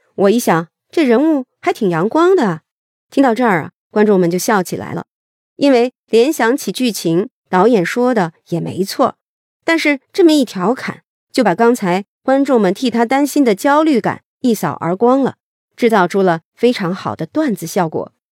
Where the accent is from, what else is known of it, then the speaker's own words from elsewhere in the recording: China; 我们中国人传统的合家团圆、欢声笑语的时刻